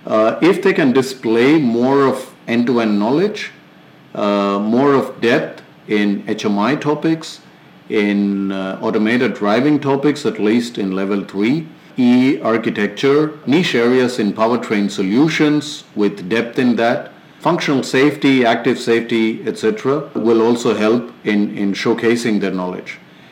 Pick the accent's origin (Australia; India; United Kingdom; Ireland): India; moved away as an adult; now in China; as an Indian when working in China.